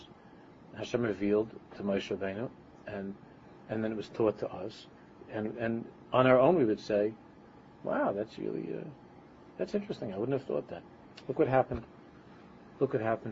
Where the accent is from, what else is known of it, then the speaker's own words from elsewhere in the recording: United States; accent: American; my American accent